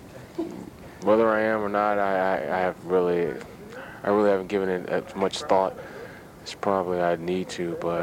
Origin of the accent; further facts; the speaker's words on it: Detroit, Michigan, United States; Grew up in Detroit. I love the city and proud to be from Detroit and the Motor City.